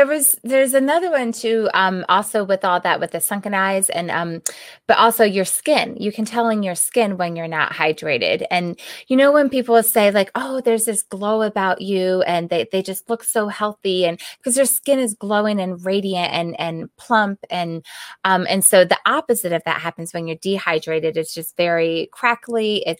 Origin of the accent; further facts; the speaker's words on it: East Coast, United States; now in Arizona, United States; I came from the East Coast and moved out to Arizona, and so I experienced that whole moving from a more humid climate to a dry climate.